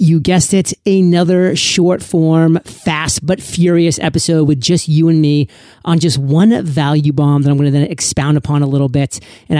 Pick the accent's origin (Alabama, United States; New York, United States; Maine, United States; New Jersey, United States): Maine, United States; also born or lived in Rhode Island; I'm a Patriots fan, born and raised in New England, Maine to be specific. Went to college in Rhode Island, Providence College to be specific. So the first 22 years of my life, I lived in the land of New England.